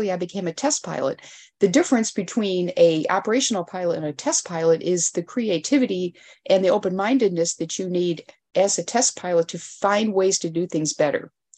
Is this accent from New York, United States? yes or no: yes; Elmira, New York, United States; so I'm actually from Elmira, New York.